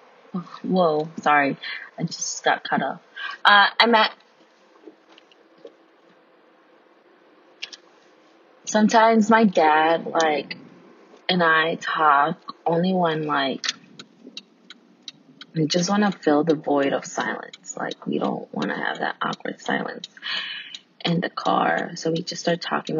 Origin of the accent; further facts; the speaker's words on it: United States; I'm Mexican American, first generation student, first generation everything technically